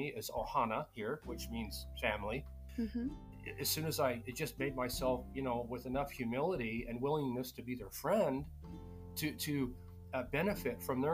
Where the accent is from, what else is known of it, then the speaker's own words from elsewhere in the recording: Utah, United States; moved away; growing up in Utah, I grew up very close to a lot of Navajo and Paiute people